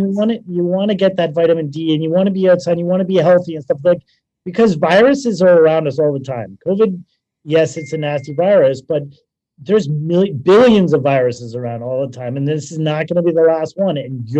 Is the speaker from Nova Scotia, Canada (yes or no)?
no; Toronto, Ontario, Canada; accent: Canadian; moved away as an adult; I'm originally from Toronto. Yeah, Toronto.